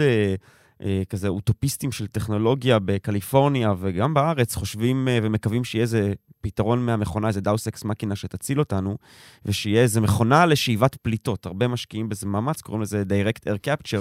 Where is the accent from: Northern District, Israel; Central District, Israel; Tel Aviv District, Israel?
Tel Aviv District, Israel; Tel Aviv; ואני תל אביבי, דור שלישי